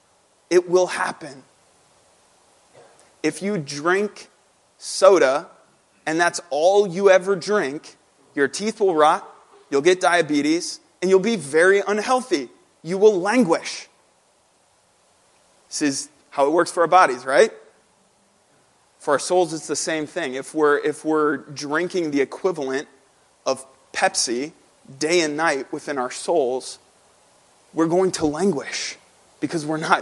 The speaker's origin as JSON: {"language": "English", "town": "St. Louis", "region": "Missouri", "country": "United States", "tie": "born or raised there", "also_born_or_lived": "Lebanon, Pennsylvania", "moved": "yes", "lives_now": "Drexel Hill, United States", "said": "growing up in St. Louis at my home church, at Hope Church in St. Louis"}